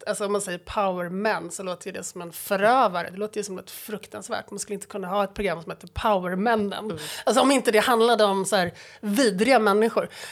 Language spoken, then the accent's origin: Swedish; Stockholm suburb, Stockholm County, Sweden; jag är ju stockholmare och jag är född i en kranskommun